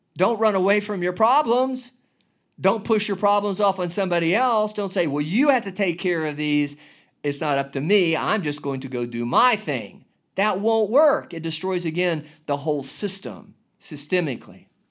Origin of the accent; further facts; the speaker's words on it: United States; I'm an American, United States of America